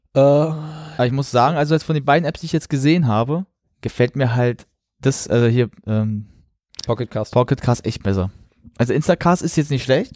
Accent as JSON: {"language": "German", "country": "Germany", "said": "ich bin Deutscher"}